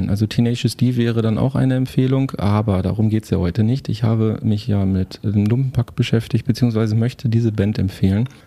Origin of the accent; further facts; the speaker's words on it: Herten, North Rhine-Westphalia, Germany; moved away; Meiner alten Heimatstadt.